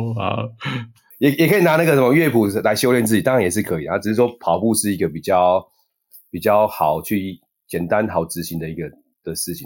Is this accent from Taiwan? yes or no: yes; Taiwan; 我们是台湾人在， 在亚， 在国外有时候会被歧视